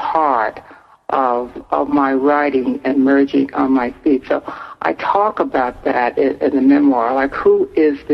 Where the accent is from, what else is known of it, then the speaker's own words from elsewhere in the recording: Newark, New Jersey, United States; I was born I was raised in Newark, New Jersey's housing projects